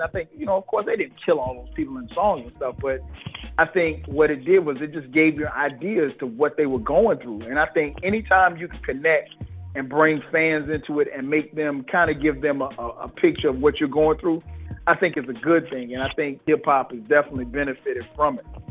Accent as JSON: {"language": "English", "town": "Florence", "region": "South Carolina", "country": "United States", "tie": "born or raised there", "said": "we grew up in Florence."}